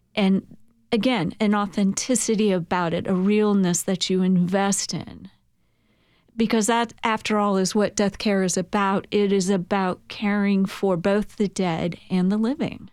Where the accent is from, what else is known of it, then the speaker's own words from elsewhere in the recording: San Francisco, California, United States; moved away as an adult; now in Murfreesboro, United States; I'm from San Francisco, California, where we have a place, Colma, California, City of the Dead